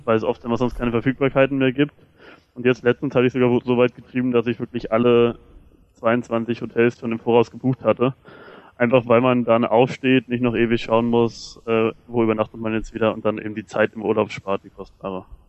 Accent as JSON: {"language": "German", "country": "Germany", "said": "wir Deutsche"}